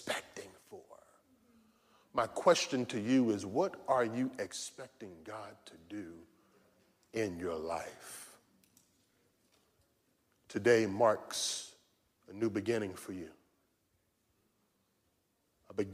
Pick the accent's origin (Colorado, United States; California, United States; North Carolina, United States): North Carolina, United States; we grew up in North Carolina